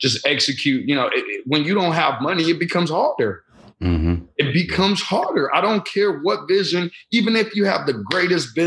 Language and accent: English; Chicago, Illinois, United States; also born or lived in Lagos, Nigeria; Yeah, I came from Lagos, Nigeria. I moved to Chicago, Illinois at the age of 5